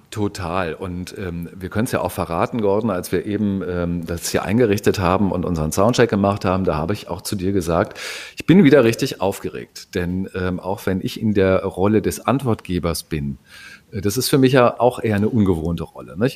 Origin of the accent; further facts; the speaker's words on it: Hamburg, Germany; Als Hamburger